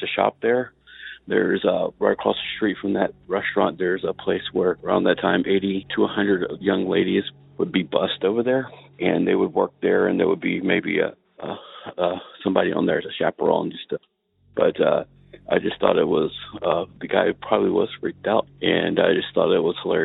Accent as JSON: {"language": "English", "region": "North Carolina", "country": "United States", "moved": "yes", "lives_now": "Iowa, United States", "said": "I live in Iowa now. I am originally from North Carolina"}